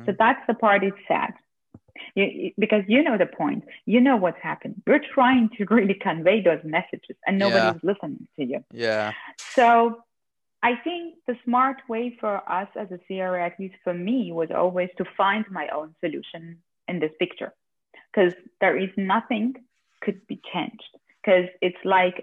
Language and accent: English; Austria